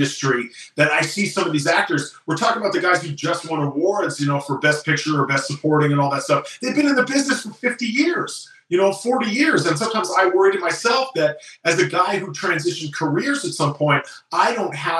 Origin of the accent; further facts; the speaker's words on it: the Bay Area, California, United States; now in Los Angeles, United States; I'm from the Bay Area